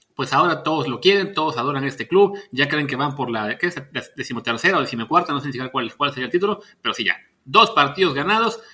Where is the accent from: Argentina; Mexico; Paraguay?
Mexico; Veracruz; yo nací en Veracruz